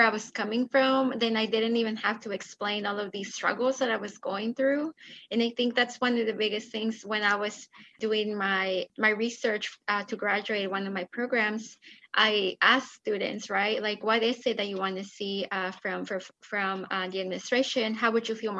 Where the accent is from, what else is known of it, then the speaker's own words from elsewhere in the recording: Mexico; moved away; I'm an immigrant from Mexico